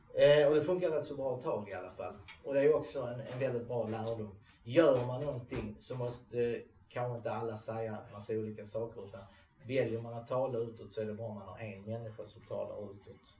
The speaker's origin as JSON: {"language": "Swedish", "country": "Sweden", "said": "vi som är svenskar"}